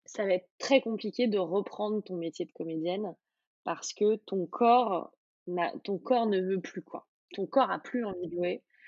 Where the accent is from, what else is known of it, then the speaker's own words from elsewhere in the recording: Auvergne-Rhône-Alpes, France; j'ai grandi en Auvergne